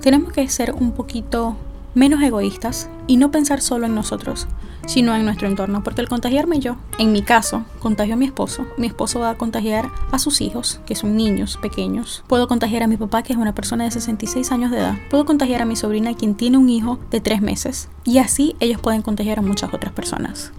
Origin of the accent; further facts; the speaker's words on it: Venezuela; now in Pennsylvania, United States; mi país? ¿Qué sucede en Venezuela?